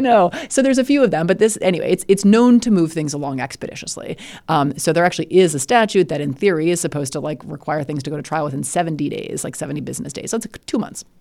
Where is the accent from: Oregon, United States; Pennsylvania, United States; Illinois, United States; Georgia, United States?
Illinois, United States; I'm from Illinois